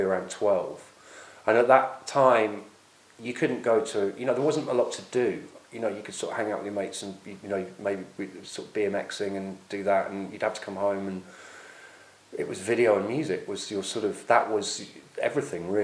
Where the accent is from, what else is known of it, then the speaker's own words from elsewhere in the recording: Oxford, South East England, United Kingdom; where I grew up in Oxford